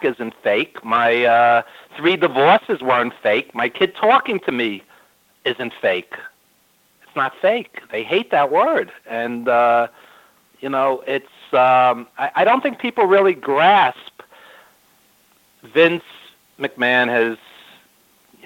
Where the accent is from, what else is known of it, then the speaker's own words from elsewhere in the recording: New York, United States; I've lived in New York my whole life, as you could tell by my accent